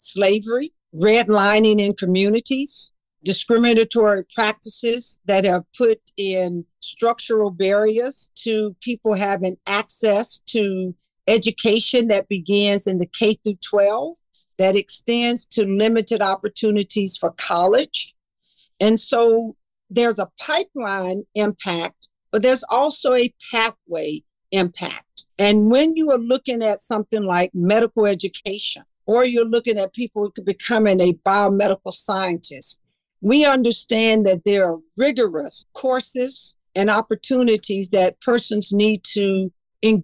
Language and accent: English; the South, United States; moved away; my life experiences as an African-American woman growing up in the South